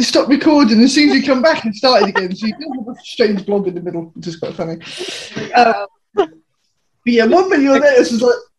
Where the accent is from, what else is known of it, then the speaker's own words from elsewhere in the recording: England, United Kingdom; moved away; me being English.